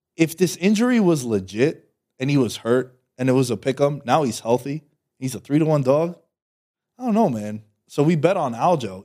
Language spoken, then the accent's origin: English; New York, United States; I'm from New York